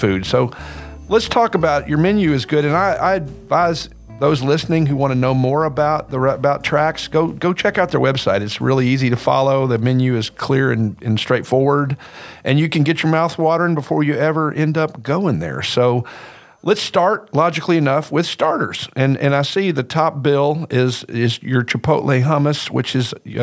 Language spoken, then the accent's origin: English; Arkansas, United States; I'm from Arkansas